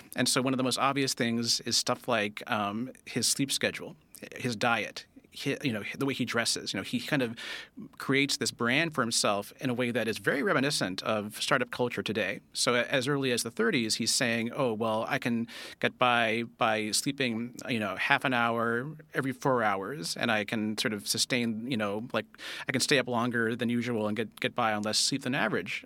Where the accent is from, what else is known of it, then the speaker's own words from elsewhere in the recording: Castro Valley, California, United States; I was born in Castro Valley, uh, California